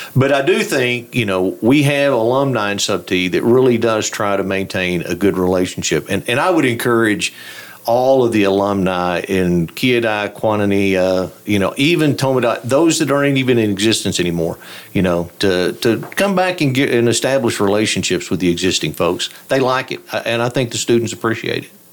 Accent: Throckmorton, Texas, United States; I grew up in Throckmorton.

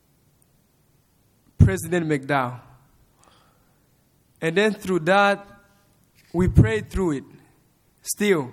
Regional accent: Rwanda; moved away as an adult; now in Lubbock, United States; my parents are from Congo, but I grew up in Rwanda, and I was born in Rwanda

